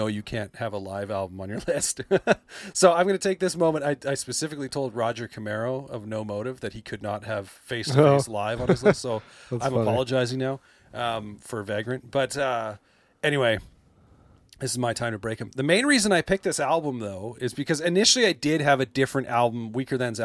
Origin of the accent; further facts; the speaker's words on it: Canada; I'm Canadian